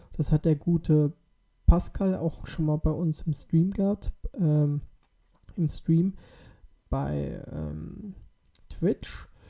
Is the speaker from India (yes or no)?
no; Germany; bei uns in Deutschland